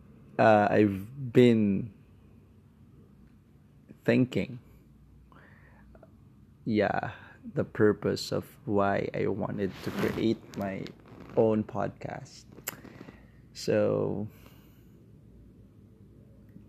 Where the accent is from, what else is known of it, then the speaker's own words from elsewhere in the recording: Philippines; now in Kuala Lumpur, Malaysia; I'm based in Kuala Lumpur, Malaysia. I'm Filipino.